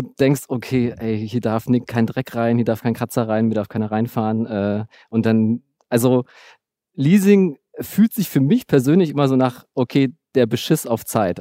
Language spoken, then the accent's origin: German; Berlin, Germany; ich bin in, in Ostberlin Tübingen groß geworden, in Herresdorf im Südteil, so Einfamilienhausgegend